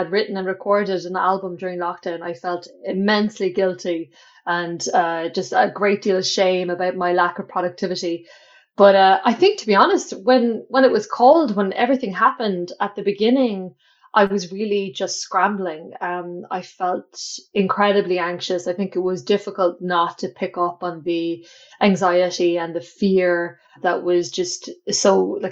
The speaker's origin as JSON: {"language": "English", "town": "Clonakilty", "region": "Munster", "country": "Ireland", "tie": "born or raised there", "said": "I'm from a small town called Clonakilty in West Cork, which is in the south of Ireland"}